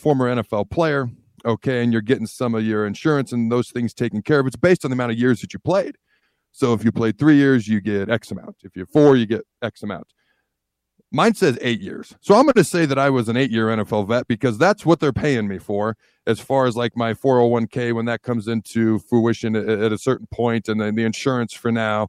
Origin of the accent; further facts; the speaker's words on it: Washington, United States; also born or lived in Hastings, Nebraska; I was born in Hastings, moved to the state of Washington when I was three, grew up in the state of Washington.